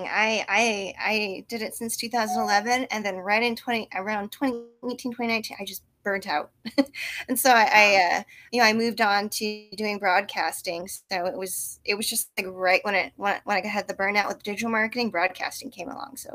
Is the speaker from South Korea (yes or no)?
yes; South Korea; now in United States; You know, I, I grew up in Korea and then we came back and I had like a culture shock